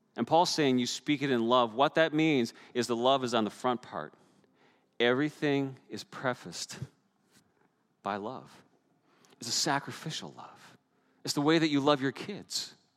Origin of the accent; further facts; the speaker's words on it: Newfoundland and Labrador, Canada; moved away; growing up in the North Atlantic, storms were regular, they were a normal part of our lives. And if you watched on the news, you've even seen my home pro- uh, province of Newfoundland